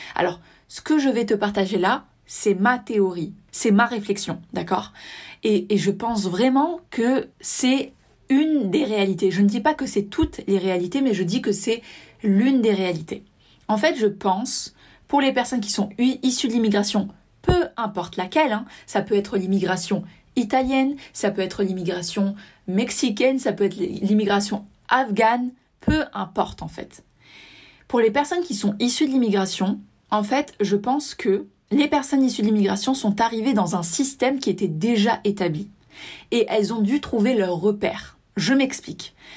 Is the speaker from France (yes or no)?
yes; south of France, France; je viens du sud de la France